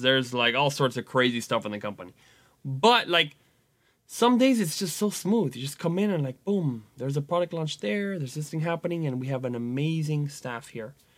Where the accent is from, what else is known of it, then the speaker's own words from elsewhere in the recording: Venezuela; moved away; my home country where I was born, Venezuela